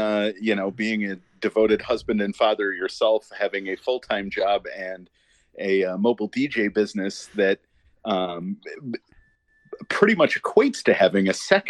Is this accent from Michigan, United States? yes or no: yes; Washington Township, Michigan, United States; So I grew up in Washington Township, Michigan, is what I tell them. If you get your right hand and look at your palm, you're looking at the map of Michigan, and I grew up in the pad of your thumb.